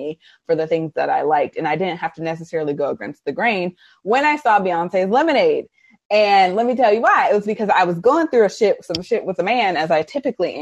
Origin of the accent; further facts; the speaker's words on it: Arlington, Virginia, United States; I grew up in Arlington, Virginia